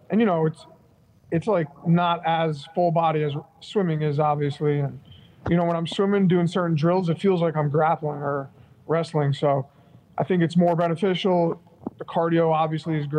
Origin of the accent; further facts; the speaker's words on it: New York City, New York, United States; now in Florida, United States; I'm from New York, I'm from Queens